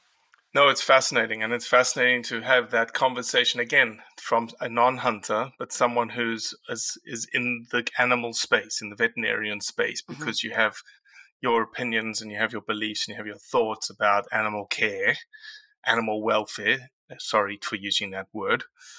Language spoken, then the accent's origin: English; South Africa; Yeah, I am.